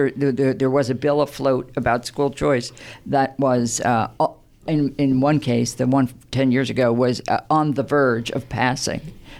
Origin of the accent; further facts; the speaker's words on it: Pennsylvania, United States; moved away as an adult; But yeah, I came from Pennsylvania. I was an administrator in schools in Pennsylvania before I moved to New Jersey, and that was about 25 years ago.